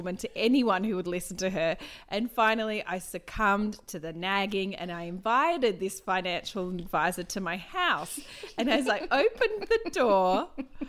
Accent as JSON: {"language": "English", "town": "Wagga Wagga", "region": "New South Wales", "country": "Australia", "moved": "yes", "lives_now": "Queensland, Australia", "said": "I am from Wagga"}